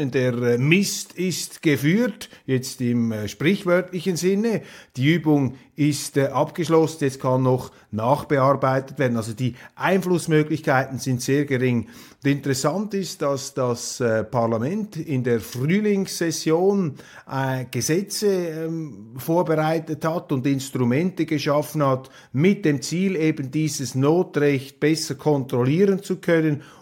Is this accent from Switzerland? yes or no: yes; Switzerland